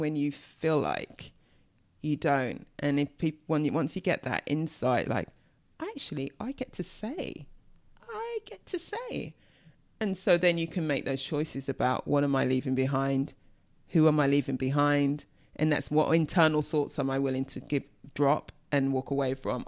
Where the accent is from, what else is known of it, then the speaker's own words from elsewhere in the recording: London, United Kingdom; I'm from East London